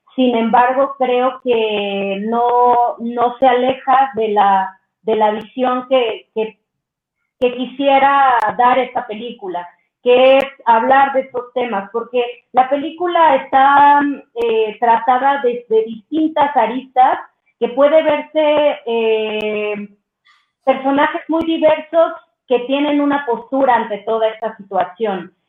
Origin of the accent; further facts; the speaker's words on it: Miahuatlán, Oaxaca, Mexico; moved away as an adult; now in Mexico City, Mexico; somos de Miahuatlán, Oaxaca, eh, mi mamá es una activista nata del mercado, que lucha por derechos de las mujeres en el mercado de mi pueblo, que tiene una comunidad como muy, muy bella, que a mí me, pues me criaron todas esas mujeres